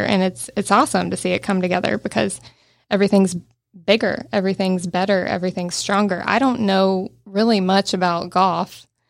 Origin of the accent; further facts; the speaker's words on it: Cherokee County, Georgia, United States; I grew up in Cherokee County